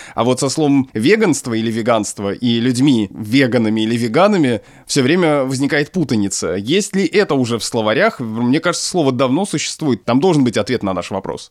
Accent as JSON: {"language": "Russian", "town": "Obninsk", "region": "Kaluga Oblast", "country": "Russia", "tie": "born or raised there", "said": "Я родился и вырос в Обнинске, Калужская область, Центральная Россия"}